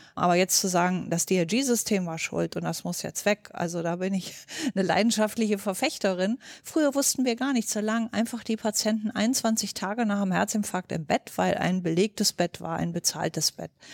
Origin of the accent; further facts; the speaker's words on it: North Hesse, Germany; moved away; also born or lived in Berlin; bin gebürtige Nordhessin